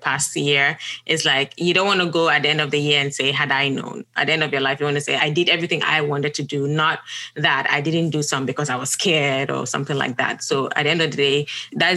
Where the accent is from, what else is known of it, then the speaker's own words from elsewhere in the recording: Ghana; also born or lived in Gambia; now in United States; I am Ghanaian and I lived in Gambia, currently live in the US.